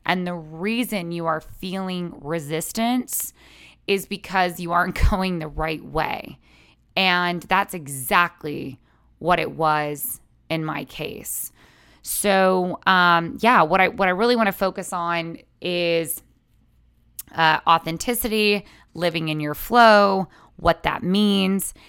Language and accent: English; San Antonio, Texas, United States; now in Los Angeles, United States; I grew up in San Antonio, Texas